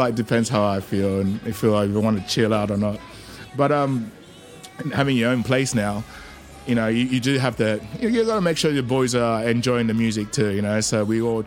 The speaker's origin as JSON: {"language": "English", "country": "Australia", "tie": "born or raised there", "also_born_or_lived": "Malaysia", "moved": "as an adult", "lives_now": "London, United Kingdom", "said": "Growing up in Oz, you know, like, I grew up in Western suburbs, so I used to surf a lot"}